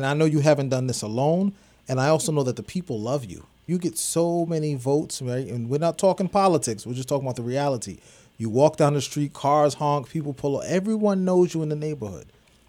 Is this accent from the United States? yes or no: yes; Brooklyn, New York, United States; I was born and raised in Brooklyn.